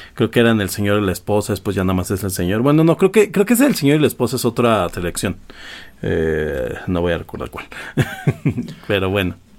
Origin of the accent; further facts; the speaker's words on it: Mexico; soy mexicano, aquí nací